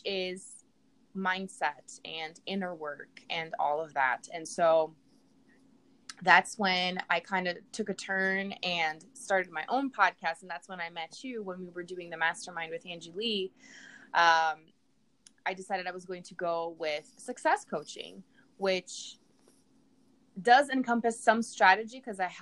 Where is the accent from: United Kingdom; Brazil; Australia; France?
Brazil; English is a second language; moved away as an adult; now in United States; I'm from Brazil. I was born and raised down there.